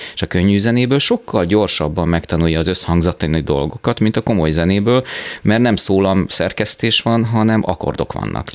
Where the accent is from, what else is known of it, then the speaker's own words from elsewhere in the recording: Szolnok, Jász-Nagykun-Szolnok, Hungary; also born or lived in Szentes / Taszár / Budapest; Én Szolnokon töltöttem el 18 évet a, az életemből